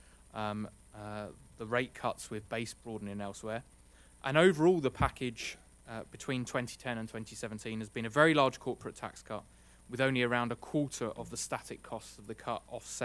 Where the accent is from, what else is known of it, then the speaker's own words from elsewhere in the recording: United Kingdom; moved away as an adult; now in United States; As my accent probably implies and Chris has alluded to, I'm relatively fresh off the boat from the UK